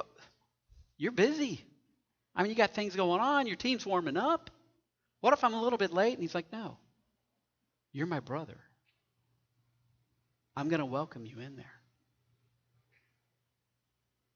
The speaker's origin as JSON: {"language": "English", "town": "Knoxville", "region": "Tennessee", "country": "United States", "tie": "born or raised there", "said": "I grew up in Knoxville, Tennessee"}